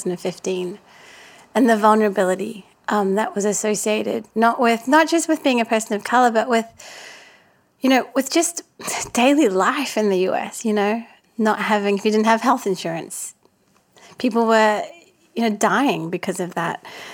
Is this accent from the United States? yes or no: no; Auckland, New Zealand; also born or lived in Perth; It's just not something that I was used to growing up in Auckland and Perth.